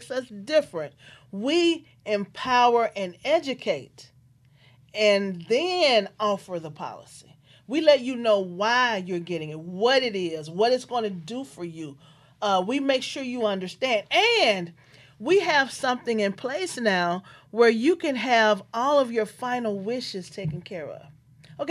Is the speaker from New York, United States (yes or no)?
no; Memphis, Tennessee, United States; I'm from Memphis, Tennessee